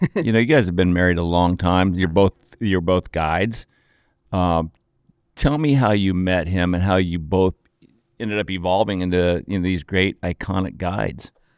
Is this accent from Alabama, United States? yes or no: no; Aspen, Colorado, United States; Growing up in Aspen